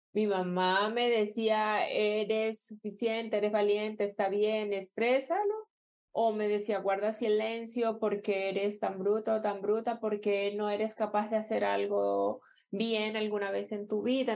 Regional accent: Colombia; donde yo nací en Colombia

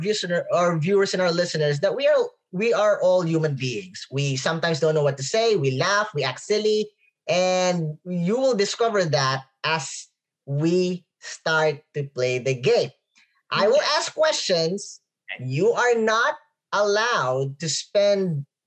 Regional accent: Philippines; I am a Filipino

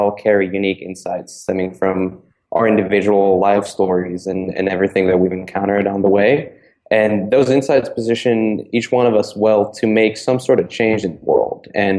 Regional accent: Prague, Czechia; moved away as an adult; now in United States; because I was born and raised in Prague before I moved over to the States when I was 19 to study psychology at Dartmouth College.

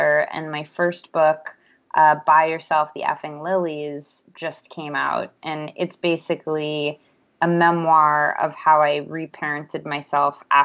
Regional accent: Los Angeles, California, United States; I'm from Los Angeles, California, where I currently live

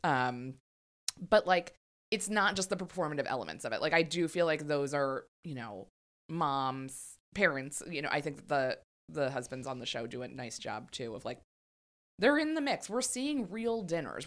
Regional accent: Maryland, United States; In Maryland, but in, like, a very red area of Maryland

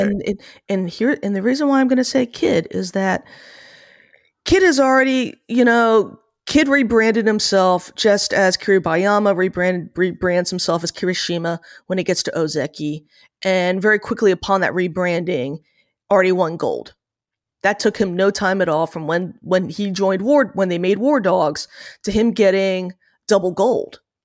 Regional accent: New Jersey, United States; born or raised there

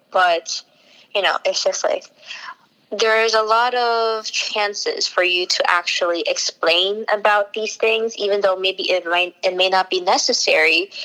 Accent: United States; I was born here in the United States

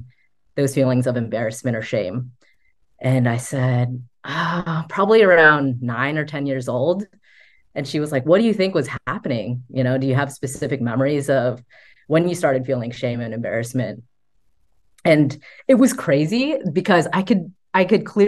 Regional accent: United States; me growing up in American culture

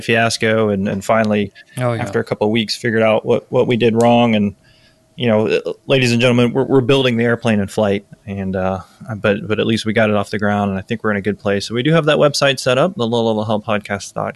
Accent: Tampa, Florida, United States; I grew up around F-16s, growing up around MacDill Air Force Base

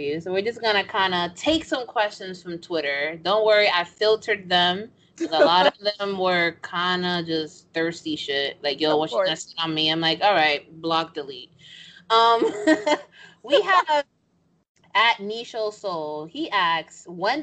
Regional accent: New York, United States; I'm from New York. I'm Dominican

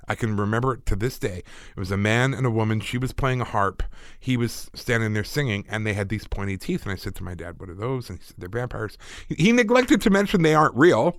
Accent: United Kingdom; I'm British.

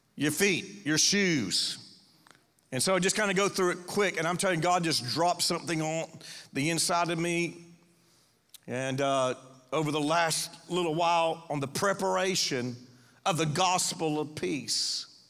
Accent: Panama City, Florida, United States; I was raised here. This is my hometown, Panama City.

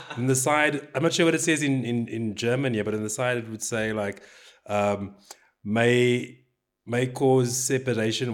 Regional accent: South Africa; I'm South African

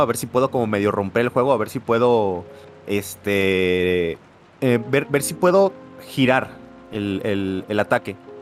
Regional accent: Mexico; a pesar de que somos de México los dos

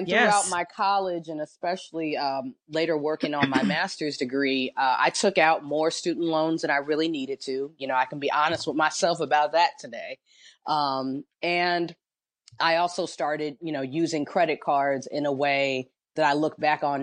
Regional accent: Los Angeles, California, United States; I'm from Los Angeles. When I heard you were, I think you're in Los Angeles too, which is that's my hometown. I'm from Los Angeles, grew up

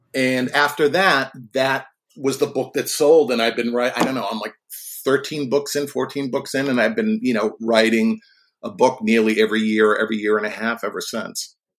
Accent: Boston, Massachusetts, United States; when I was a kid of about eleven or twelve, growing up in the Boston area

